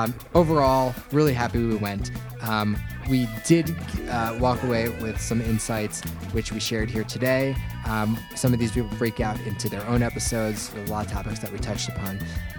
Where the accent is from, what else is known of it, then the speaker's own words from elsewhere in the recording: Virginia, United States; I grew up in Virginia, so like with a dad from Memphis, Tennessee, and a mom from like, you know, New Jersey. So like I was just a whole mess of accents.